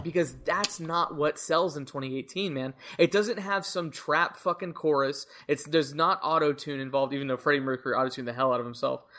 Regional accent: United States; our culture as American music fans

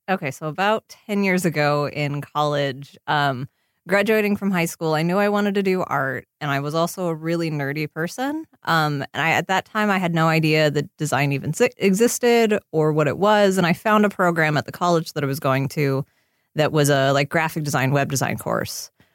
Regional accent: Seattle, Washington, United States; now in Los Angeles, United States; since I grew up in Seattle

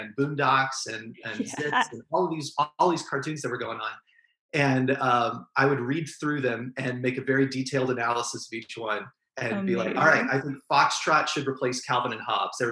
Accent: Norman, Oklahoma, United States; So I was born and raised there. I have 4 or 5 generations in Norman.

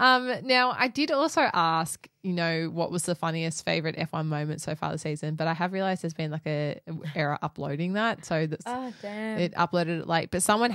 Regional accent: Australia; accent: bogan

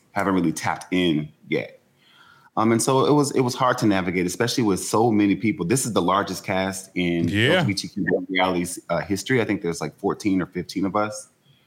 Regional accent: Shreveport, Louisiana, United States; I'm from Shreveport, you know where I'm from

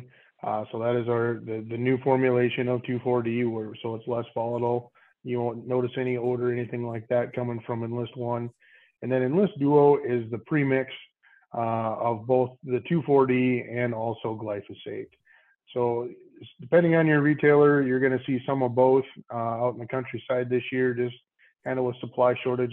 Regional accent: Waterville, Minnesota, United States; born and raised in Waterville, still live here with my family.

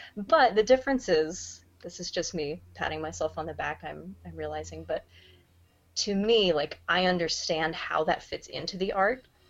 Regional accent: Tulsa, Oklahoma, United States; moved away as an adult; now in Seattle, United States; I grew up in Tulsa

